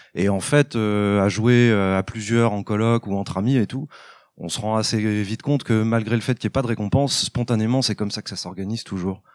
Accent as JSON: {"language": "French", "country": "France", "said": "chez nous, en France, on a quand même une, culture"}